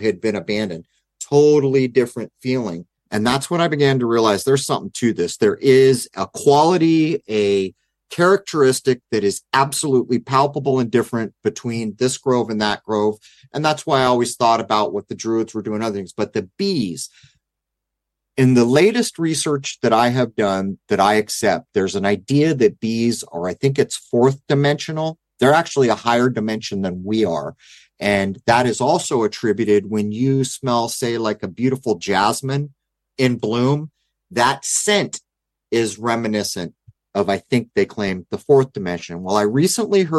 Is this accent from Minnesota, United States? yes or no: no; San Diego, California, United States; growing up in East County of San Diego